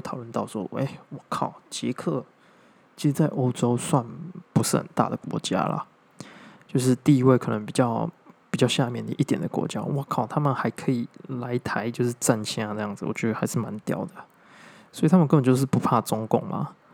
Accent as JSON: {"language": "Chinese", "country": "Taiwan", "said": "我是台湾人，我当然是爱台湾的嘛"}